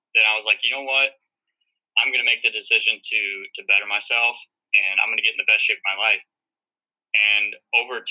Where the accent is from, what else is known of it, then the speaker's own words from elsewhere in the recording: St. Louis, Missouri, United States; moved away as an adult; now in north of New York City, United States; I'm from St. Louis, Missouri.